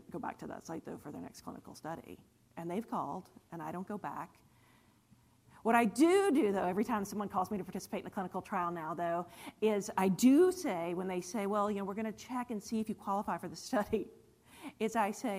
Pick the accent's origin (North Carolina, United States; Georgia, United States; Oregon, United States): North Carolina, United States; Cary; also born or lived in Morrisville, North Carolina / Wilmington, North Carolina; You're in my hometown. I grew up here in Cary and Morrisville